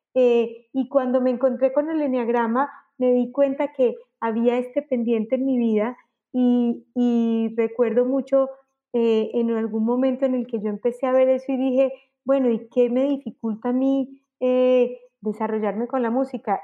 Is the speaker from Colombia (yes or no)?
yes; Colombia; moved away as an adult; also born or lived in Mexico; salí en Colombia en el año 2000, me fui a vivir a México